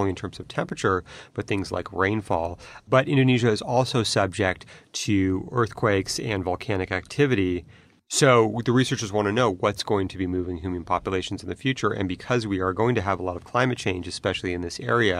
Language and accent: English; California, United States; I grew up in California